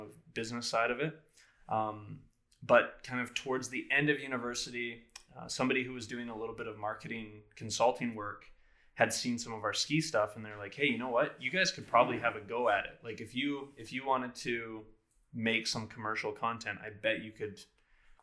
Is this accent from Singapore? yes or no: no; Prince George, British Columbia, Canada; I'm born and raised in Prince George here